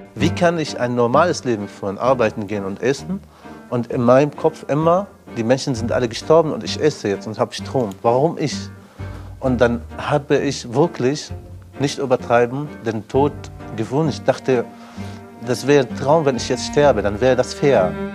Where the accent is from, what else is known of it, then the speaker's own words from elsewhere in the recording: Syria; German is a second language; now in Germany; ich komme aus Syrien